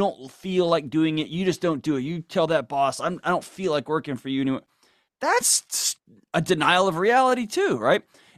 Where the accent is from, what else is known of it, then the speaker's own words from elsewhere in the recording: Houston, Texas, United States; Yes, sir. Houston.